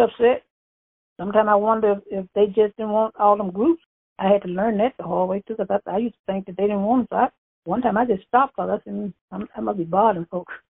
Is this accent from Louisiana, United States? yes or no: yes; Bastrop, Louisiana, United States; I'm from Bastrop, Louisiana